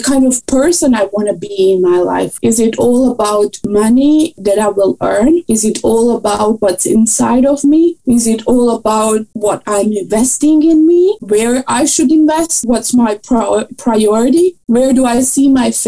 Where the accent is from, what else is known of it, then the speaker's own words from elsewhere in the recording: Croatia; moved away as an adult; also born or lived in Austria; I did my bachelor in Croatia, and I'm coming from Croatia